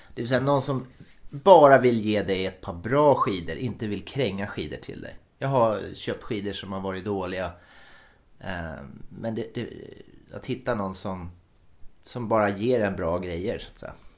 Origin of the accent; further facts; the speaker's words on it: Finland; Jag är ju från Finland, så att jag måste ju ha en finsk klocka